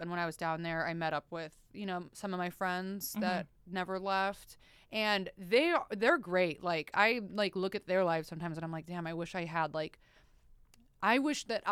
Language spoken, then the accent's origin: English; Oceanside, California, United States; moved away as an adult; I am from Oceanside, which is outside of San Diego, like 45 minutes north of San Diego